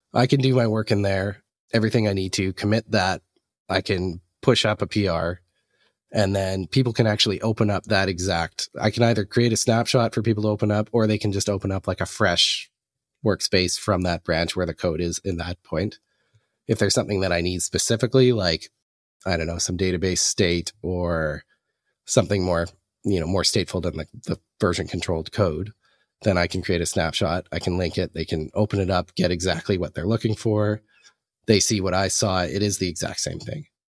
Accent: the Canadian Prairies, Canada; moved away as an adult; now in Vancouver, Canada; I'm a Canadian. I'm originally up from, uh, the middle of Canada in the prairies, and, uh, moved out to Vancouver in the last six

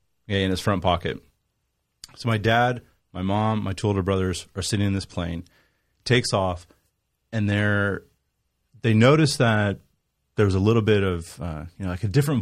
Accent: California, United States; Growing up in California, we didn't learn that in school.

